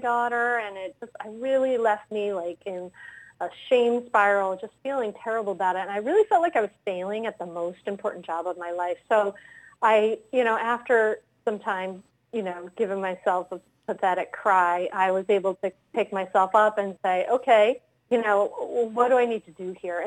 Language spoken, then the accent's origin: English; Rhode Island, United States; moved away as an adult; now in Wilmington, Delaware, United States; I grew up in Rhode Island